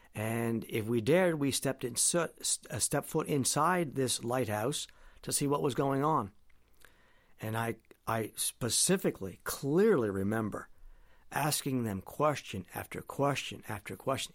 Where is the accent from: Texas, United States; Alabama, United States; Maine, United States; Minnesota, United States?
Maine, United States; Presque Isle; back in my hometown now in Presque Isle